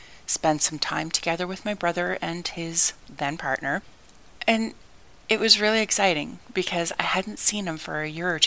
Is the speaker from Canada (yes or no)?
yes; Canada; where I grew up in Canada.